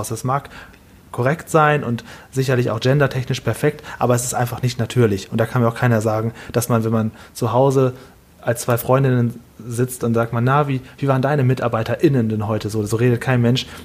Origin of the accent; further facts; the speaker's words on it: Düsseldorf, North Rhine-Westphalia, Germany; Ich komme ja hier aus Düsseldorf und hier in Düsseldorf gibt es ja viele asiatische äh, Supermärkte und so weiter.